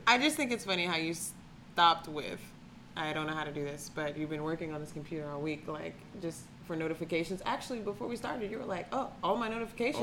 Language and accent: English; Atlanta, Georgia, United States; now in Cleveland, United States; I'm from Atlanta, Georgia